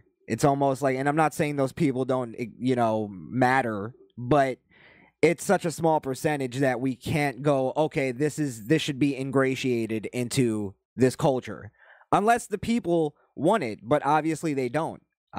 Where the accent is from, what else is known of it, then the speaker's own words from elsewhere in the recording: Florida, United States; also born or lived in New York; growing up in South Florida and also growing up in New York, you're going to have a lot of Hispanic friends.